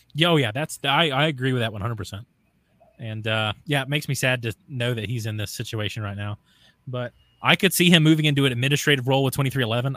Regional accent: the South, United States; I have an accent or whatever, but I'm from the South

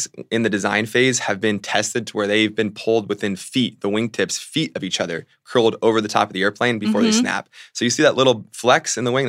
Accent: Virginia, United States; also born or lived in Fairfax / Spotsylvania / Boca Raton; And I'm from Virginia and then lived down in Florida, so.

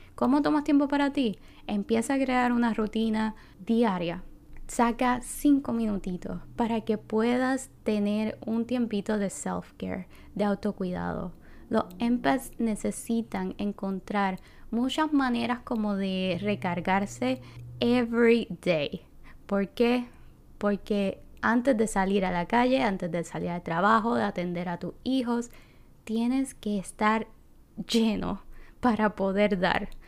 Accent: Puerto Rico; moved away; estoy regresando a mi tierra y qué diferencia a cuando yo vivía aquí

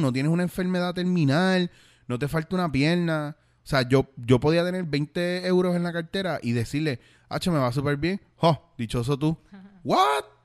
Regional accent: Puerto Rico; moved away as an adult; also born or lived in Bronx, New York, United States / Spain; yo donde quiera que yo estoy sigo siendo eh, puertorriqueño y sigo siendo boricua

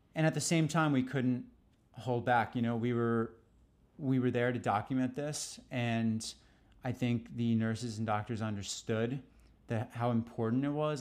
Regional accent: New York City, New York, United States; growing up in New York was the best, was the best experience ever

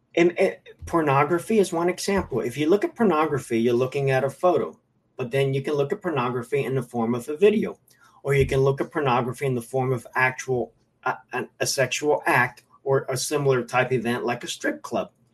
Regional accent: Miami, Florida, United States; I'm a Cuban American. I was born and raised in Miami from Cuban parents

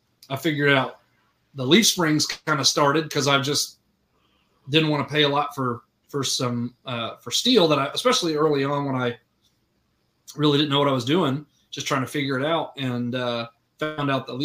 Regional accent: Orlando, Florida, United States; moved away as an adult; now in Searcy, United States; I grew up in Orlando, Florida

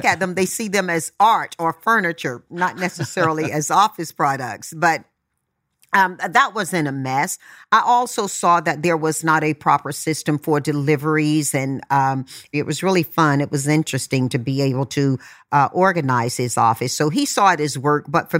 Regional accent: Tarboro, North Carolina, United States; I grew up in Tarboro, North Carolina. There were 11 siblings and mom and dad.

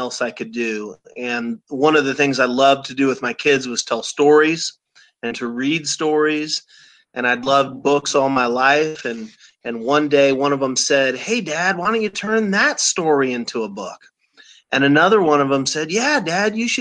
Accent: Omaha, Nebraska, United States; I grew up in Omaha, Nebraska, still live there

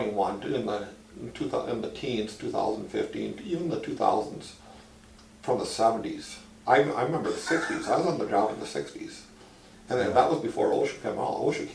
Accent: Chamberlain, South Dakota, United States; Chamberlain, South Dakota.

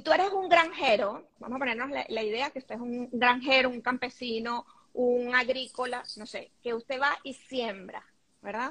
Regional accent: Caracas, Capital District, Venezuela; moved away as an adult; also born or lived in Panama; now in Madrid, Spain; soy venezolana y vivo en Madrid. Eh, tengo ya casi cinco años aquí, antes viví en Panamá y por supuesto casi toda mi vida en Caracas, soy caraqueña

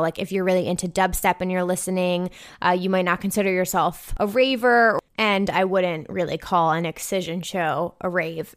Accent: New Jersey, United States; I'm from New Jersey. I currently live in New Jersey.

